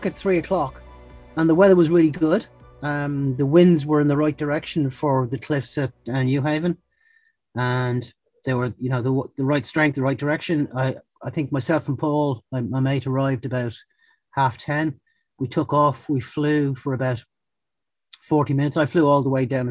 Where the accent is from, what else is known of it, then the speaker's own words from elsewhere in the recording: Dublin, Leinster, Ireland; moved away as an adult; now in Southwick, United Kingdom; I'm from Dublin in Ireland. I've been living in the UK for about 12 years. I live in Southwick near Brighton.